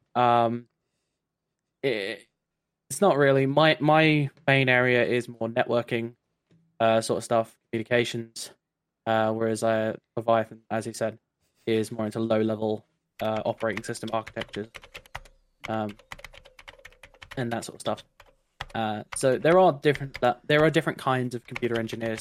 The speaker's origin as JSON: {"language": "English", "region": "London", "country": "United Kingdom", "also_born_or_lived": "Brighton", "said": "I'm an engineer uh, currently working in Brighton, uh, though I am from London"}